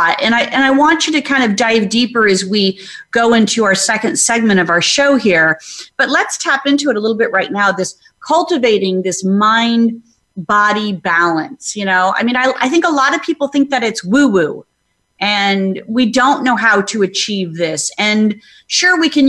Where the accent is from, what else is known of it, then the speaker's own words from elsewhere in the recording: Phoenix, Arizona, United States; it was easy growing up in Phoenix.